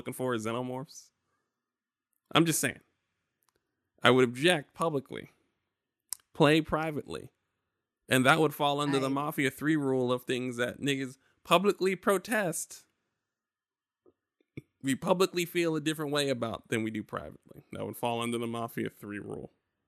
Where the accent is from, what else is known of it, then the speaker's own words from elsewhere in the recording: New York, United States; I would be Medgar. I'm from New York.